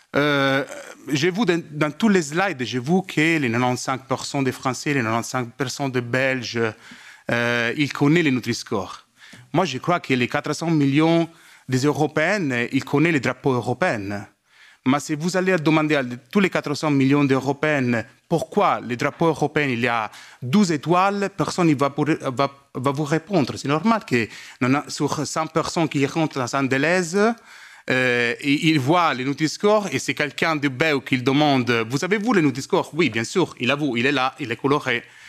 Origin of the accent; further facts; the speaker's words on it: Italy; French is a second language; je suis italienne